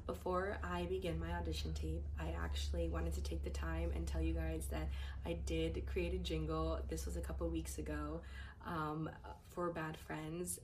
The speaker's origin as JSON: {"language": "English", "region": "New Jersey", "country": "United States", "said": "I am from New Jersey. I don't currently live in California"}